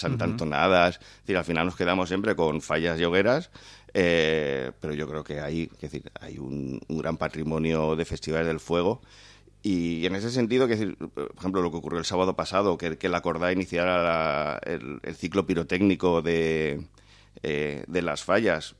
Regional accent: Valencian Community, Spain; como valencianos

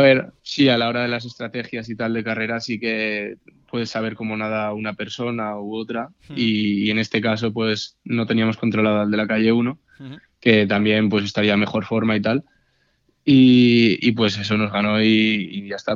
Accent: Castellón de la Plana, Valencian Community, Spain; estoy súper a gusto en Castellón, es mi ciudad

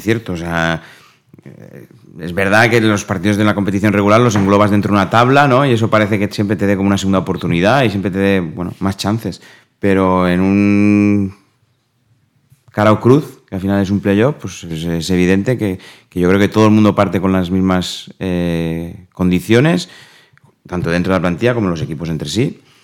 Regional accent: Spain; also born or lived in Dubai; como buen ciudadano español

